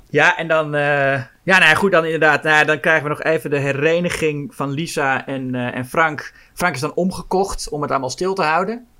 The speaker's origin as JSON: {"language": "Dutch", "town": "Amsterdam", "region": "North Holland", "country": "Netherlands", "said": "voor mij als Amsterdammer"}